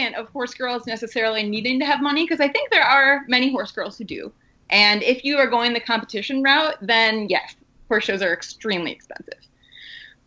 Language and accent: English; Wisconsin, United States; growing up in Wisconsin